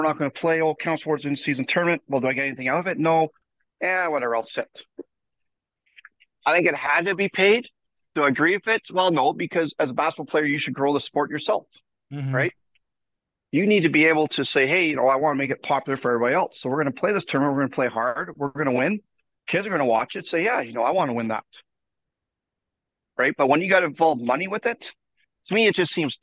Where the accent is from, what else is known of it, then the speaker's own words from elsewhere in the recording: Canada; being Canadian